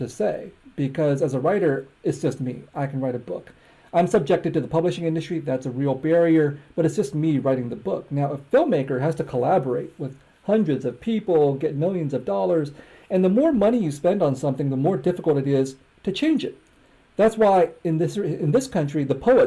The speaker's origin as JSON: {"language": "English", "country": "United States", "tie": "born or raised there", "also_born_or_lived": "Harrisburg, Pennsylvania", "said": "I'm an American. I grew up here. I speak English"}